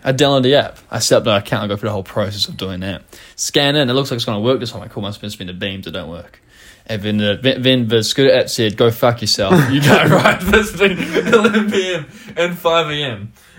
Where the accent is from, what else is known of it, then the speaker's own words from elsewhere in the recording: New Zealand; being a Kiwi and seeing the Auckland skyline